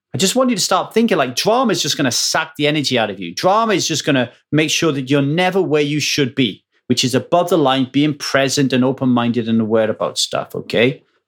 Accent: Ogmore Vale, Wales, United Kingdom; moved away; where I grew up in Ogmore Vale

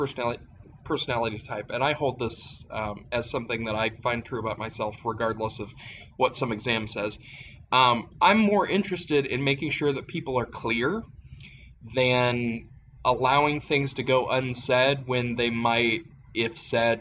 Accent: Appalachia, United States; growing up in Appalachia

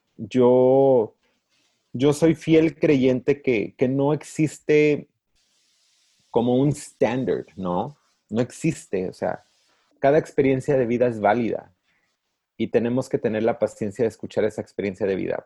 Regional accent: Encarnación de Díaz, Jalisco, Mexico; now in United States; Yo crecí en un pueblo chiquito donde casi cada familia tiene un sacerdote. Sí. O sea, los Altos de Jalisco

